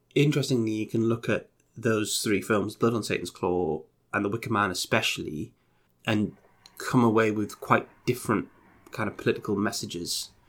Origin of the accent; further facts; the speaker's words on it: United Kingdom; we're both British